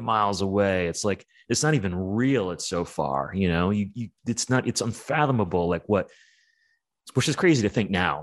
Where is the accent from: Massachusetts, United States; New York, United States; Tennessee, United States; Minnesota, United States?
New York, United States; growing up in New York was really, really rough